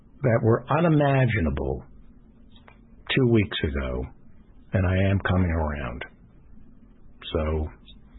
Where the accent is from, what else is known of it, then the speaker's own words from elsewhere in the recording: United States; an American Jew